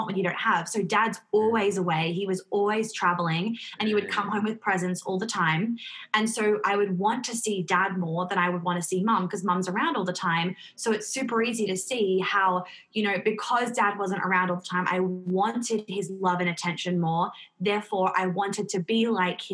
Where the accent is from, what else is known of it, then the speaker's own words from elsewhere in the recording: New York, United States; I grew up in New York